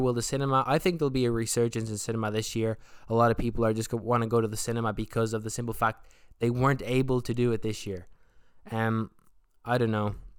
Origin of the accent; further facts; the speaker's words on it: Ireland; I'm from Ireland, I'm from the South